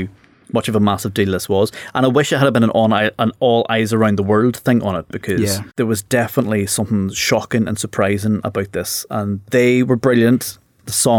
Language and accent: English; Northern Ireland, United Kingdom; I came from Northern Ireland